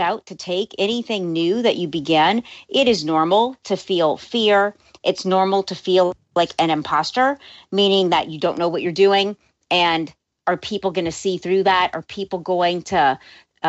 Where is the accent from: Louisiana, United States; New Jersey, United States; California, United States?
Louisiana, United States; New Orleans; moved away as an adult; now in Los Angeles, United States; I was born and raised in New Orleans